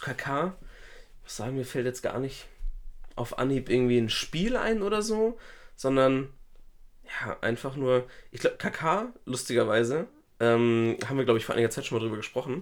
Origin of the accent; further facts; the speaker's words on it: Schleswig-Holstein, Germany; bei uns in Schleswig-Holstein